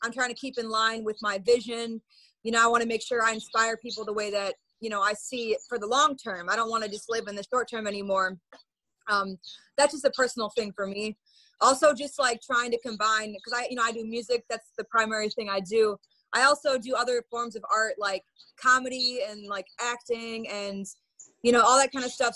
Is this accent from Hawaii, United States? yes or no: no; Madison, Wisconsin, United States; now in Chicago, United States; I'm from Madison, Wisconsin, but I've lived in Chicago for about the last 10 years or so